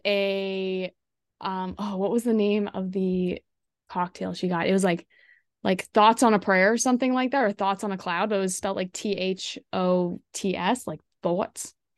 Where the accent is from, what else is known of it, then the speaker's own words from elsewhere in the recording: Ottawa, Ontario, Canada; now in Toronto, Canada; I grew up in the Ottawa area